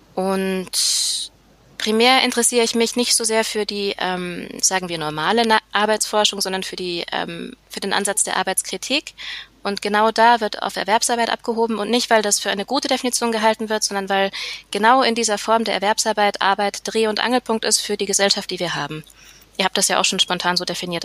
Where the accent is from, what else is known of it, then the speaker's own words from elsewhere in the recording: near Nuremberg, Bavaria, Germany; moved away as an adult; now in Vienna, Austria; ich komme aus der Nähe von Nürnberg, aber aktuell lebe ich in Wien